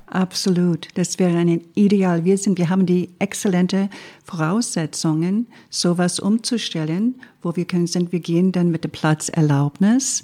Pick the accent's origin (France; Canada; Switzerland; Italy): Canada; Quebec; German is a second language; now in Germany; ich als Kanadierin